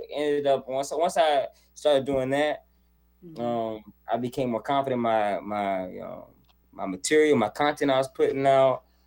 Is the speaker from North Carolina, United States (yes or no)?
yes; Charlotte, North Carolina, United States; moved away as an adult; now in California, United States; I was born and raised in Charlotte, North Carolina, and then um, when I was 24 years old, I moved to California